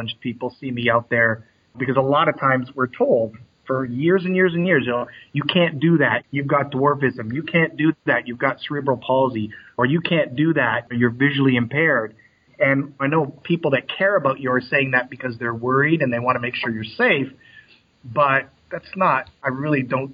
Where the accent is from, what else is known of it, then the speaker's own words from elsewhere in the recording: Canada; I grew up in Canada